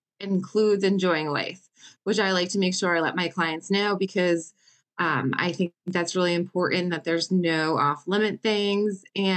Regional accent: Connecticut, United States; born and raised in Connecticut

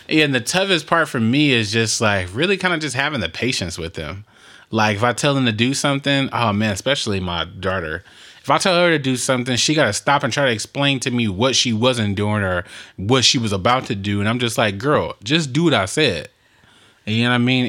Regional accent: Compton, California, United States; when we grew up in Compton

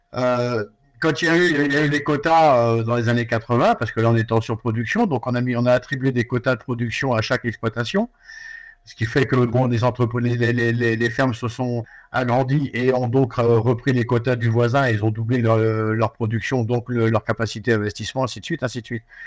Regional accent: France; nous chez nous, en France

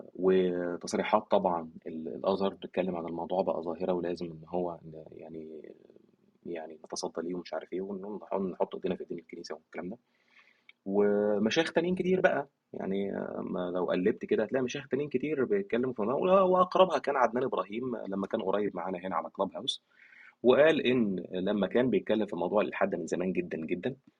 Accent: Egypt; عندنا في مصر

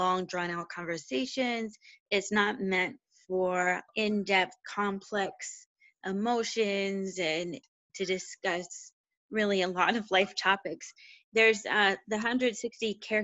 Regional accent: Western Pennsylvania, United States; I'm originally from Western Pennsylvania, smaller town

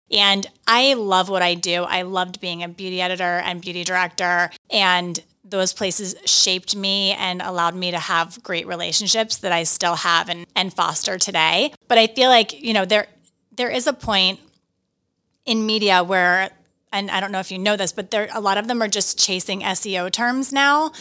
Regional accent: Johnstown, Pennsylvania, United States; also born or lived in New York; now in Westchester, United States; My hometown is Johnstown, Pennsylvania

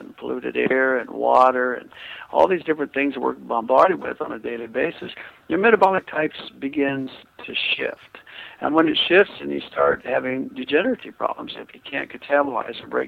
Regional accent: Kansas, United States; I'm from Kansas, you know, I mean, come on, the Bible Belt

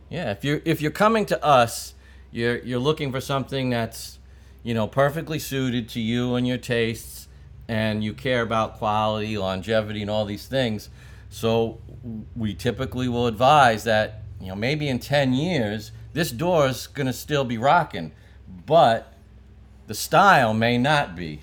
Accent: New York City, New York, United States; I grew up in Brooklyn

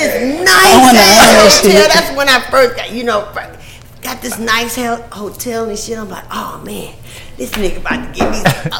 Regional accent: Louisiana, United States; I'm from Louisiana

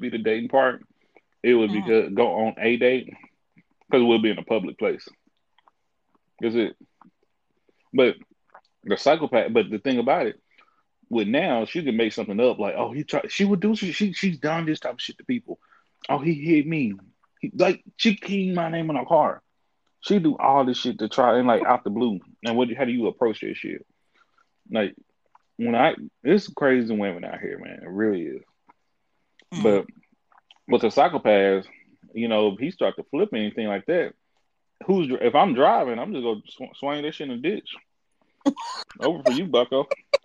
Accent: Tyler, Texas, United States; also born or lived in Houston; me being in Houston, it's not near my hometown. I used to meet complete strangers. And when they hear that I'm from Tyler

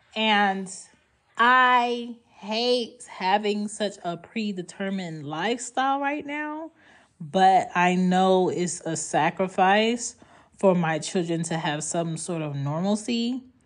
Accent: Philadelphia, Pennsylvania, United States; moved away as an adult; also born or lived in New York / the South; I grew up in Philly

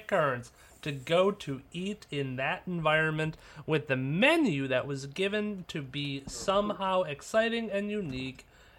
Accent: Canada; Yep, I'm Canadian.

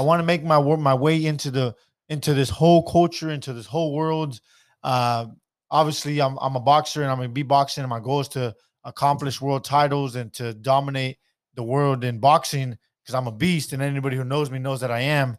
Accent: Stockton, California, United States; I'm from Stockton.

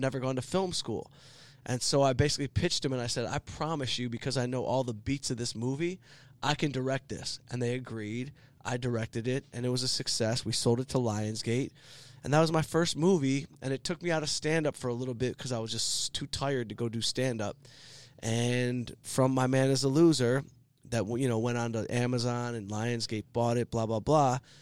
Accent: Southfield, Michigan, United States; I grew up in Southfield

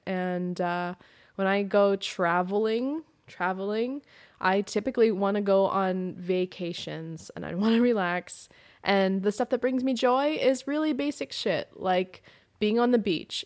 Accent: Pacific Northwest, United States; I grew up in the Pacific Northwest

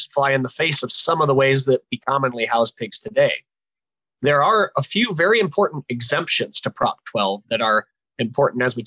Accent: Ohio, United States; moved away; also born or lived in Kansas; I'm originally from Ohio and grew up with a cattle and hog background

